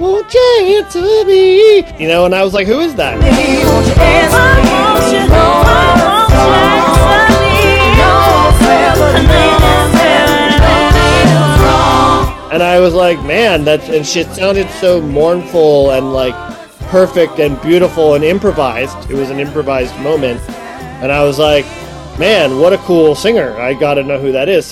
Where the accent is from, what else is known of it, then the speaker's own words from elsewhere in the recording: Ohio, United States; moved away; I'm from Ohio